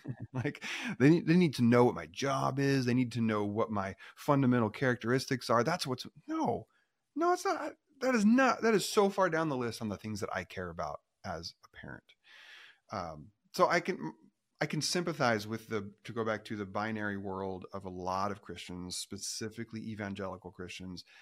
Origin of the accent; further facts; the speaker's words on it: Oregon, United States; I grew up in Oregon